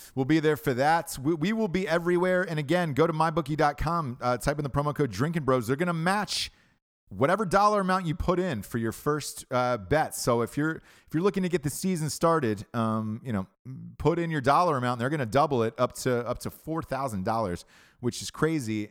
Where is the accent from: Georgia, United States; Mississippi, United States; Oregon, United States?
Georgia, United States; Atlanta; born or raised there